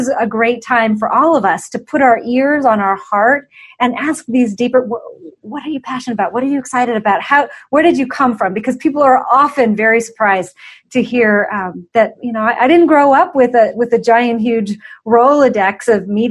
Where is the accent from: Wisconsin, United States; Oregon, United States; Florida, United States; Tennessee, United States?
Oregon, United States; just south of Portland; moved away as an adult; now in Colorado, United States; I was born and raised just south of Portland, Oregon.